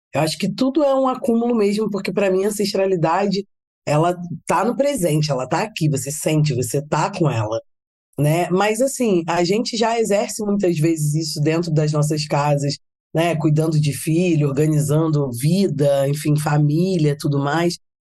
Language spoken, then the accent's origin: Portuguese; Rio de Janeiro, Brazil; sou carioca